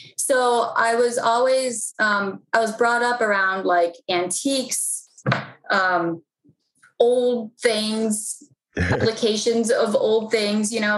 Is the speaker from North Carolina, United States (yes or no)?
no; Mount Rainier, Maryland, United States; I was born and raised in PG County. I was born in Mount Rainier, Maryland